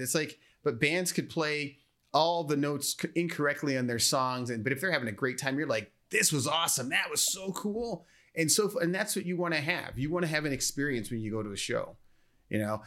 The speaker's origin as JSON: {"language": "English", "town": "Naperville", "region": "Illinois", "country": "United States"}